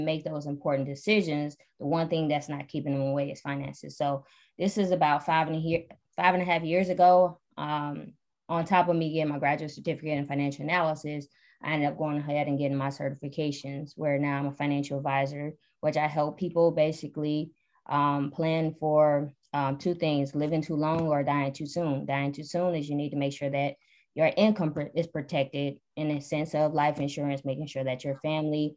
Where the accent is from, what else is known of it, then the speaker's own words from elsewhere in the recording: Detroit, Michigan, United States; moved away as an adult; now in Atlanta, United States; I am from Detroit originally, born and raised